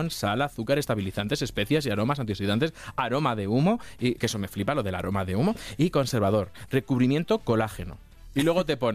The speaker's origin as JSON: {"language": "Spanish", "region": "Castilla-La Mancha", "country": "Spain", "said": "yo soy de Castilla-La Mancha."}